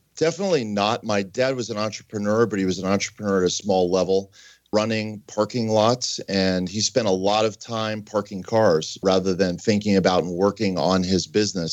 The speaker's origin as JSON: {"language": "English", "town": "Pittsburgh", "region": "Pennsylvania", "country": "United States", "tie": "born or raised there", "said": "I grew up in Pittsburgh"}